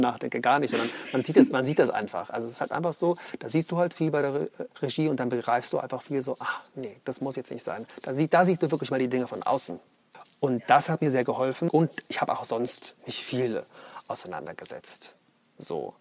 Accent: Munich, Bavaria, Germany; Also ich komme aus München.

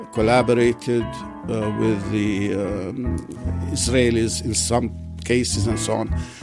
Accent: Jerusalem, Palestine; I'm from Jerusalem. I'm quite proud of it, you know.

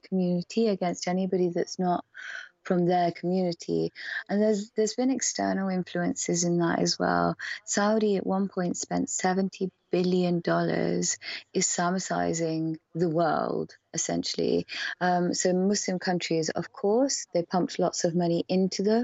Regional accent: Oxford, South East England, United Kingdom; I was born and raised in Oxford

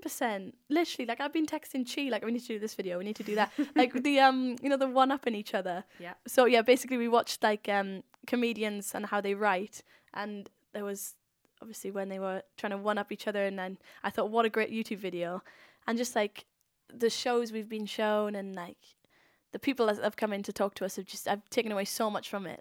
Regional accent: Swansea, Wales, United Kingdom; I'm I'm from Swansea.

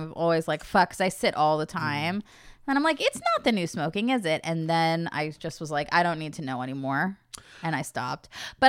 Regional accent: Los Angeles, California, United States; Because we're all from LA. We're from Southern California.

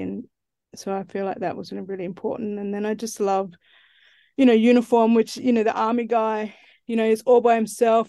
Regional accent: Central Australia, Australia; I'm from Central Australia. That's where I grew up.

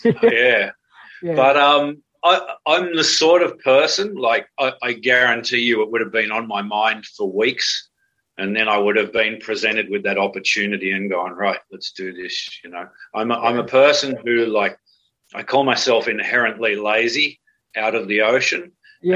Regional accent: Cronulla, New South Wales, Australia; the main street of my hometown, Cronulla

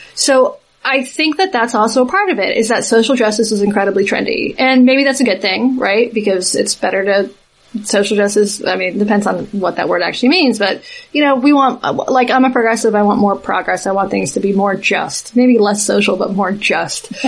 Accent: Southeast, United States; I'm from the Southeast

